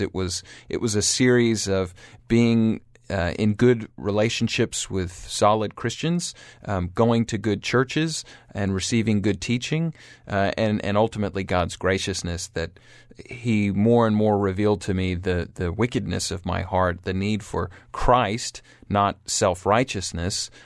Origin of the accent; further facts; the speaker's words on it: Atlanta, Georgia, United States; also born or lived in Auburn University; I was born and raised in Atlanta, Georgia, uh, the only of my siblings to be born in the United States.